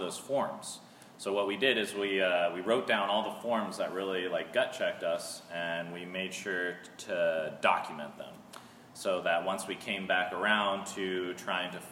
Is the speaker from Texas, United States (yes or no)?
no; Seattle, Washington, United States; moved away as an adult; now in Melbourne, United States; I'm also originally from Seattle, and I moved here with Corrine a couple years ago